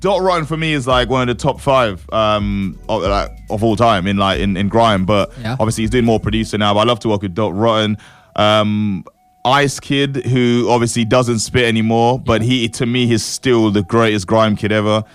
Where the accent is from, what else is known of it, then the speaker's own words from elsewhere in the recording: St. Lucia; also born or lived in East London; now in London, United Kingdom; Born and raised in the Caribbean